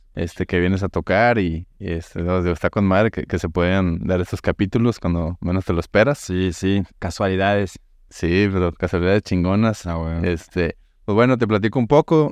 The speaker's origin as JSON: {"language": "Spanish", "country": "Mexico", "said": "yo soy mexicano"}